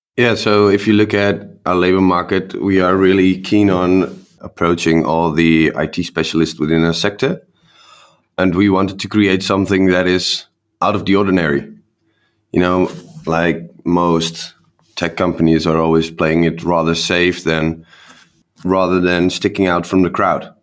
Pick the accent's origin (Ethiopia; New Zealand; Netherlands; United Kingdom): Netherlands; we're from the Netherlands